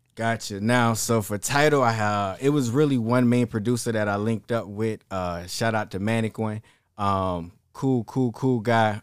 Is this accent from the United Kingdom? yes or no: no; Savannah, Georgia, United States; also born or lived in Sumter, South Carolina; I was raised in Savannah, Georgia